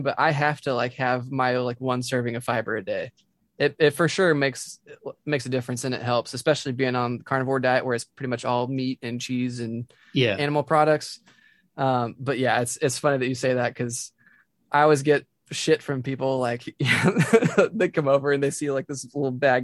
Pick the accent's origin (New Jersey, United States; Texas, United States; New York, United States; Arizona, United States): Texas, United States; Dallas; moved away; I grew up in Dallas